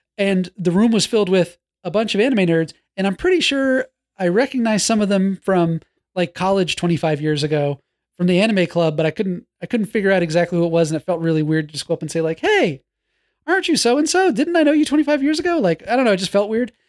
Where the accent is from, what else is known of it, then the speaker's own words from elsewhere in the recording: New York, United States; When I was growing up in New York